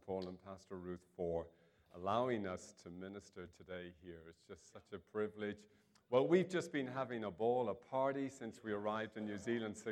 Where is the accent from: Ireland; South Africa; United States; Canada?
Ireland; I'm obviously from Ireland